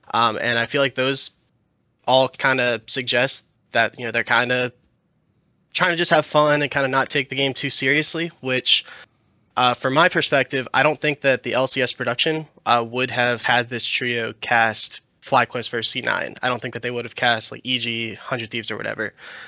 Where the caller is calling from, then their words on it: Baltimore, Maryland, United States; I'm calling from Baltimore, Maryland.